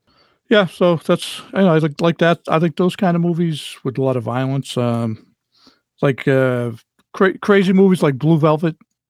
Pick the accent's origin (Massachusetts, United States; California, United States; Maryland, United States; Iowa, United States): Massachusetts, United States; Boston; I grew up in East Boston.